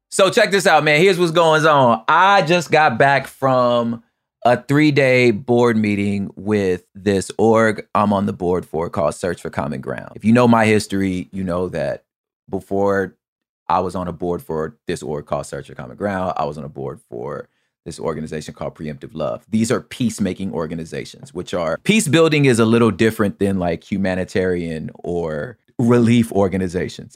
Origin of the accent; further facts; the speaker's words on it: the West, West Coast, United States; I'm from the West.